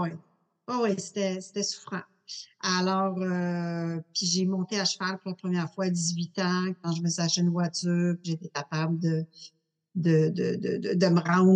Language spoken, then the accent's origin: French; Montreal, Quebec, Canada; Je suis née à Montréal